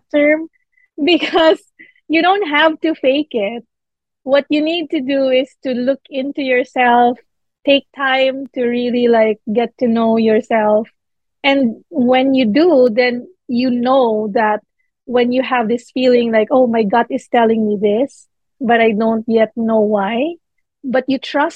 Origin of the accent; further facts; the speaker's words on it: Manila, Metro Manila, Philippines; now in New York, United States; I'm Filipino, born and raised in the Philippines